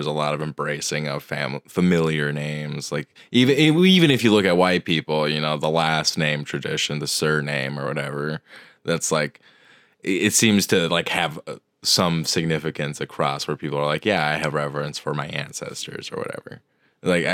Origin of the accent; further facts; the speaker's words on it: Colorado, United States; I was born in Ute territory in the Rockies in Colorado.